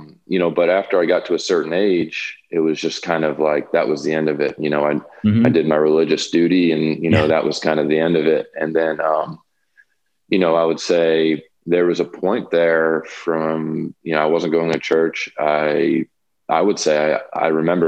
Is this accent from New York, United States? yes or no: yes; New York, United States; I'm from New York